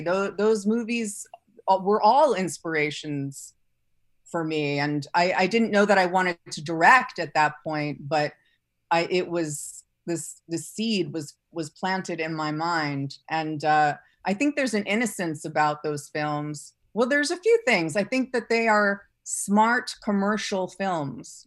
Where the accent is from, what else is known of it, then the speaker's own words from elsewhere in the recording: New York City, New York, United States; I grew up in New York City